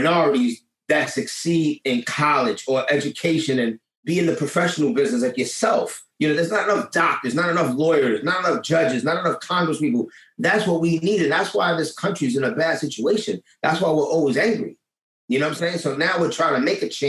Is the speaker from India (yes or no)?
no; New York City, New York, United States; I'm from Lower East Side. You come already from the projects